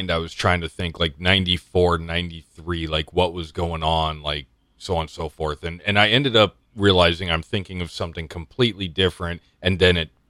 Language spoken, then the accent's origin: English; Canada